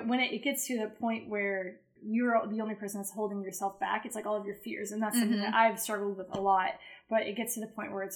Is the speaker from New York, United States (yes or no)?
yes; Syracuse, New York, United States; moved away as an adult; now in Chattanooga, United States; I grew up in upstate New York, so Syracuse, New York.